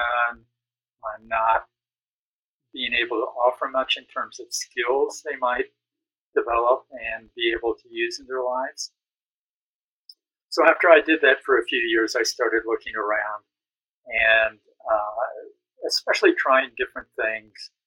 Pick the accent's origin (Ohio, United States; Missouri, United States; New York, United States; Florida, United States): Missouri, United States; I was raised in Missouri.